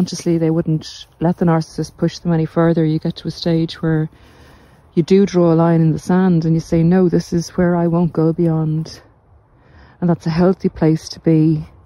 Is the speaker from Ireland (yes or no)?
yes; Ireland; you can see my hometown's coming into view.